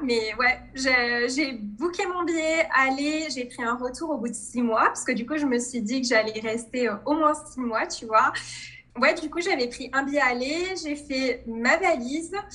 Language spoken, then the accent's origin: French; Provence-Alpes-Côte d'Azur, France; moved away as an adult; also born or lived in Tunisia (ancestry) / Nice; je suis née en France, je suis d'origine tunisienne. Et j'ai vécu en France toute ma vie